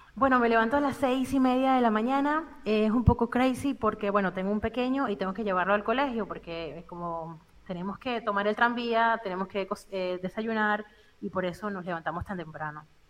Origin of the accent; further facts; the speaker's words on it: Venezuela; moved away as an adult; now in Spain; nací en Venezuela, em, tengo siete años fuera del país